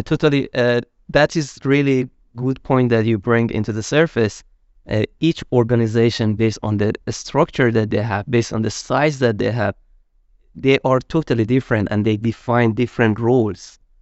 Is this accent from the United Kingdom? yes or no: no; Iran; moved away as an adult; also born or lived in Malaysia; now in Sweden; I'm originally from Iran